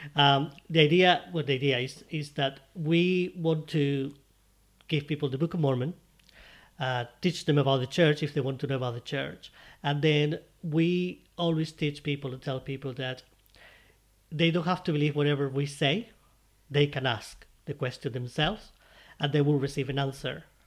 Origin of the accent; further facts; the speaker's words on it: Spain; English is a second language; moved away; I'm from Spain